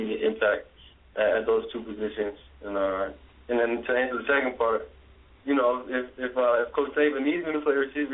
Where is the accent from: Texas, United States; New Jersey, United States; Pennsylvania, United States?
New Jersey, United States; I'm from New Jersey